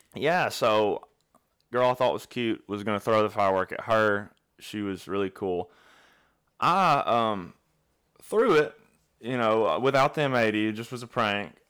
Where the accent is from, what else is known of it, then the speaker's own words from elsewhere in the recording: Alabama, United States; I'm from Alabama